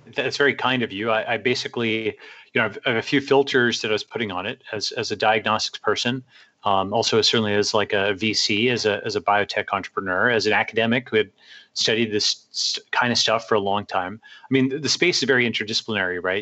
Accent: Long Island, New York, United States; moved away as an adult; also born or lived in Stanford, California; parents came over from India, and uh, I grew up on Long Island, uh, New York

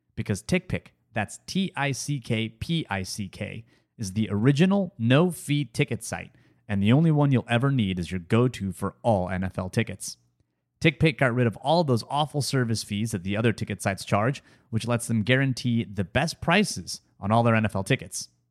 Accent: United States; I'm an American.

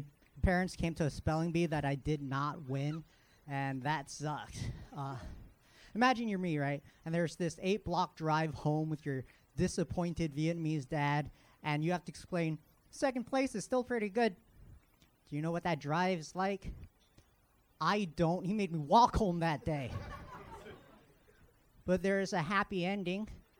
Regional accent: Philippines; Apparently, there's only one learning disability that affects Asians, being Filipino.

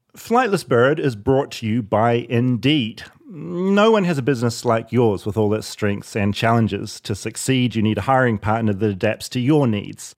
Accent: New Zealand; I'm from New Zealand

